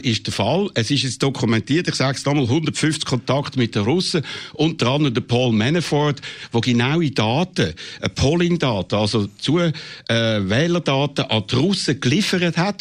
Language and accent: German; Switzerland; wir als Schweizer